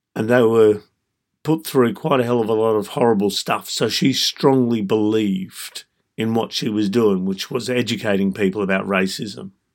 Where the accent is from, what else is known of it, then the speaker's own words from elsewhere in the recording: Australia; I was born and raised in Australia